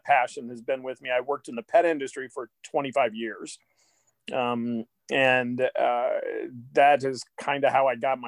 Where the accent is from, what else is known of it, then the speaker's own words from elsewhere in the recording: Athens, Ohio, United States; now in Kansas City, United States; I grew up in Athens, Ohio